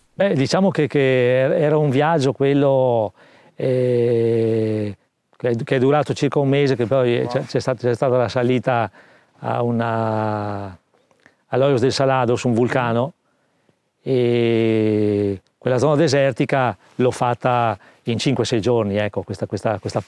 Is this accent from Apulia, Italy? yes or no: no; Trento, Trentino-Alto Adige, Italy; Sono nato a Trento nel, eh, millenovecentosettantatre